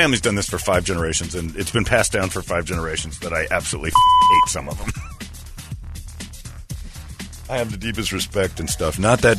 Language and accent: English; Gallup, New Mexico, United States; I grew up in the Navajo and Zuni cultures in Gallup, New Mexico, which, by the way, the guys he was yelling at knew.